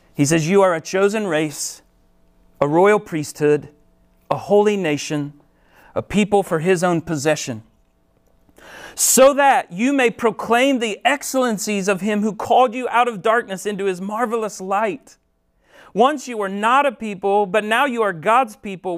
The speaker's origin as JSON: {"language": "English", "region": "Ohio", "country": "United States", "tie": "born or raised there", "moved": "as an adult", "said": "I grew up in Ohio, moved here fifteen years ago to help start Summit Church"}